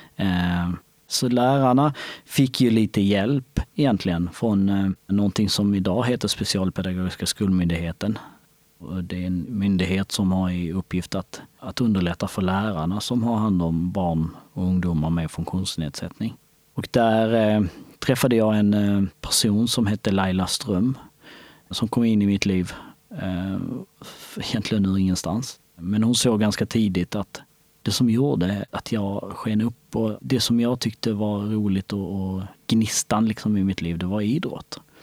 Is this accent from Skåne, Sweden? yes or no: yes; Skåne, Sweden; Swedish is a second language; also born or lived in Kosovo; Jag var framförallt en lycklig påg som vi säger i, hemma i Skåne